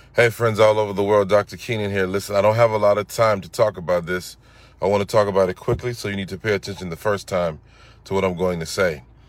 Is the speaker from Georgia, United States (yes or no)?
yes; Atlanta, Georgia, United States; growing up in Atlanta, we had a very strong music culture